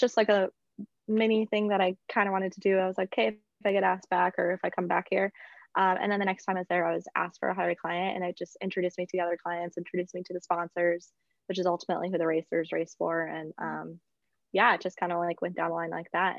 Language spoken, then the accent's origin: English; South Dakota, United States; moved away as an adult; also born or lived in Mankato, Minnesota; now in North Carolina, United States; I'm originally from South Dakota, the state with no pro sports